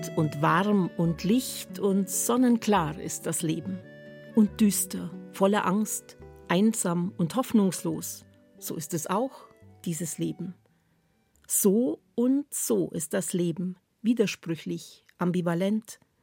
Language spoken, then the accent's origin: German; Swabia, Baden-Württemberg, Germany; In meiner Heimat sagt man gern, mit 40 werden die Schwaben gescheit